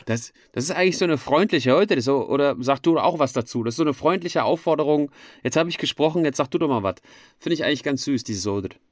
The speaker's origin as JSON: {"language": "German", "town": "Frankfurt am Main", "region": "Hesse", "country": "Germany", "tie": "born or raised there", "moved": "as an adult", "lives_now": "Switzerland", "said": "in Frankfurt am Main gemacht, wo ich aufgewachsen bin"}